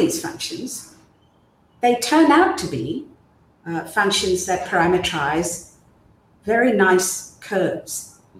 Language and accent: English; Myanmar; born there; So as I said, I was born in Burma.